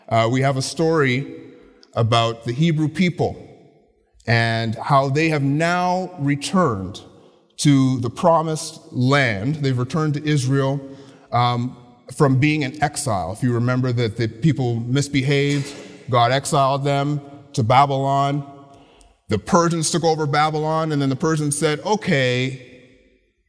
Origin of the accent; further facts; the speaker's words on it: Ottawa, Ontario, Canada; I grew up in the Ottawa area